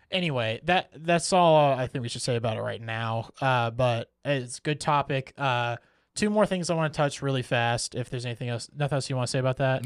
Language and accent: English; United States; as an American